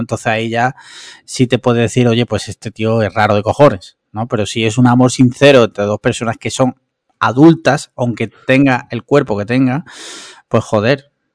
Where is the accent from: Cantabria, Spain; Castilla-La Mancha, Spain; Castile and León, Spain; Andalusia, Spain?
Andalusia, Spain; Málaga; Yo soy, para empezar, soy andaluz. Y luego ya soy malagueño